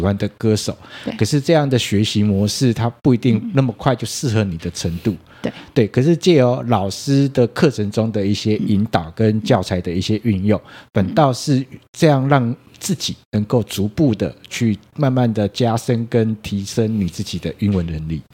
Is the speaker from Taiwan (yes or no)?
yes; Taiwan; 我们台湾人对于英文这件事情，读跟写是很擅长的